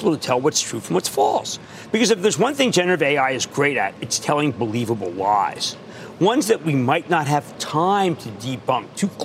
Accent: Philadelphia, Pennsylvania, United States; accent: Philadelphia; my horrendous Philadelphia accent

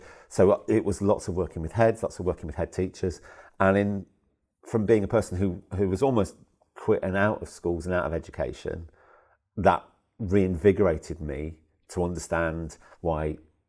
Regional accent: Worcester, West Midlands, United Kingdom; I'm a southern boy. I'm from Worcester originally.

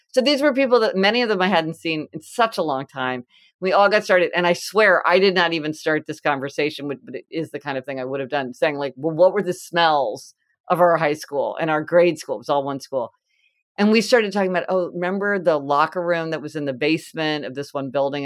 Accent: Kansas City, United States; I'm from Kansas City and it's like Winstead's hamburgers

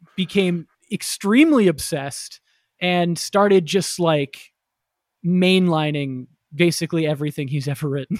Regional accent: Florida, United States; young Jew growing up in Florida

